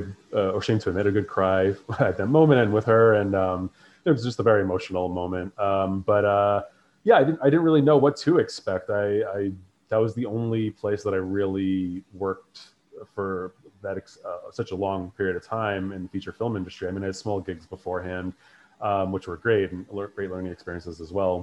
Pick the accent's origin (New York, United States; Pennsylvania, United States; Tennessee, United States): New York, United States; New York City; I'm from New York, from Queens originally